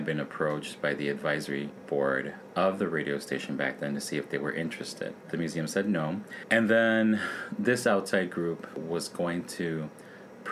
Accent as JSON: {"language": "English", "town": "Chicago", "region": "Illinois", "country": "United States", "tie": "born or raised there", "said": "I grew up in Little Village"}